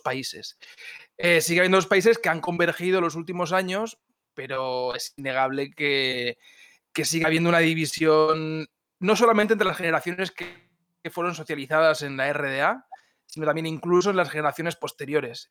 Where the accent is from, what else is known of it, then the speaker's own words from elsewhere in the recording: Spain; now in Germany; yo soy alemán de adopción y también soy español, tengo también un poco de identidad catalana